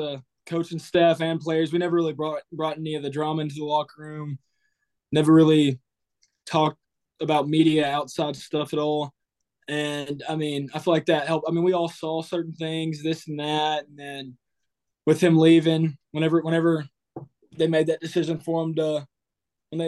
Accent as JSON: {"language": "English", "town": "Texarkana", "region": "Texas", "country": "United States", "tie": "born or raised there", "also_born_or_lived": "Gilmer, Texas / Pleasant Grove, Texas", "said": "I grew up there till I was about, I want to say like 11, 12. Then I moved to Gilmer, Texas, which is a smaller town in East Texas as well."}